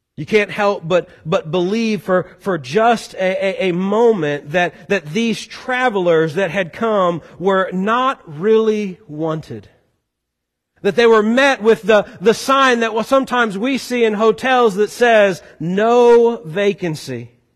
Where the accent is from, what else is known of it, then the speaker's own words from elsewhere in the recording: Boone County, Missouri, United States; now in Kentucky, United States; As a Missouri boy moving to this area, never did I really like talk up that I was from Boone County, Missouri.